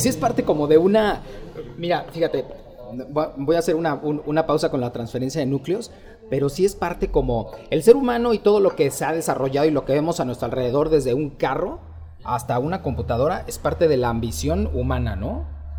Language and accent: Spanish; Mexico; venimos de México